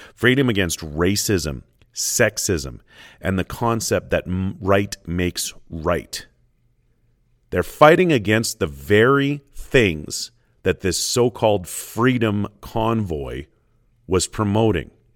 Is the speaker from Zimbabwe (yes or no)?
no; Canada; being Canadian